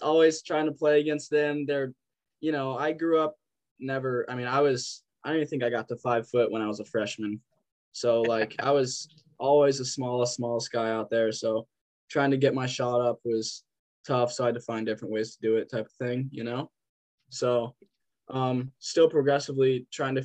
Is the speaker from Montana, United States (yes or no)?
yes; Lolo, Montana, United States; born or raised there; moved away as an adult; also born or lived in Missoula, Montana; now in Havre, United States